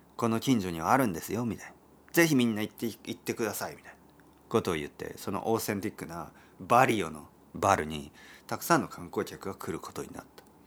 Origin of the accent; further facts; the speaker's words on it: Oita, Japan; 僕の出身は大分県ですけど